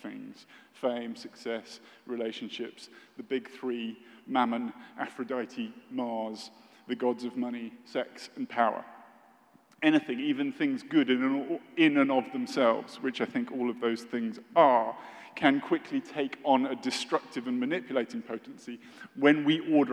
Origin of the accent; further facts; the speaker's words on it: United Kingdom; I'm British